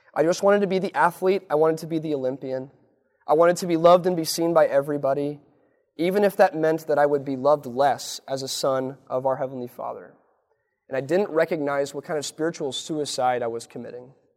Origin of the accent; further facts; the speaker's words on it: Lincoln, Nebraska, United States; born or raised there